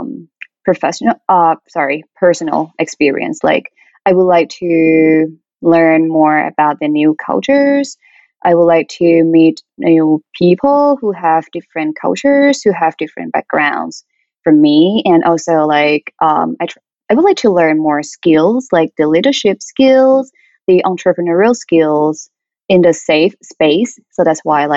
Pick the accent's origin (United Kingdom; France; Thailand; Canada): Thailand; moved away as an adult; now in United States; from Thailand.